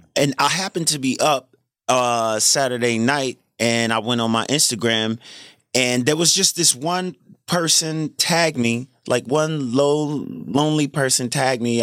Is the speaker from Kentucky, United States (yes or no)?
no; New Jersey, United States; I'm from South Jersey, so we grew up on cheesesteaks, the Eagles, Sixers